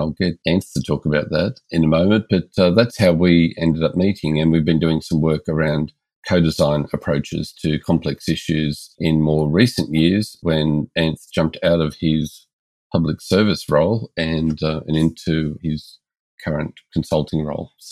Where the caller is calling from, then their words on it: Melbourne, Victoria, Australia; We're joining from Melbourne, Australia.